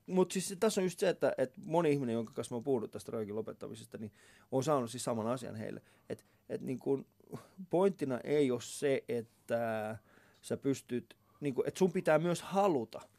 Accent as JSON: {"language": "Finnish", "country": "Finland", "said": "Sitten mä olin silleen, että mä, mä oon Suomesta, miten se, miksi sä puhut muun ihmisestä tolla tavalla, niin se ei pystynyt käsittelemään sitä asiaa."}